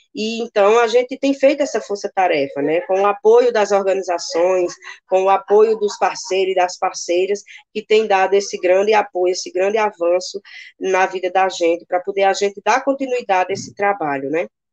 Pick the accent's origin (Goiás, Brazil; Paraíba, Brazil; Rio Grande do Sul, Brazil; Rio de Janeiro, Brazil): Paraíba, Brazil; also born or lived in Campina Grande; moro aqui em Campina Grande, né? sou da Paraíba